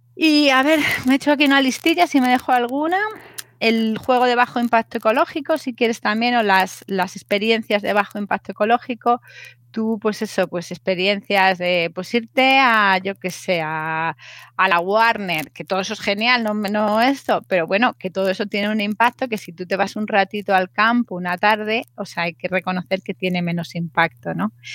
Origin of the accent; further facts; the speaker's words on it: Madrid, Community of Madrid, Spain; soy madrileña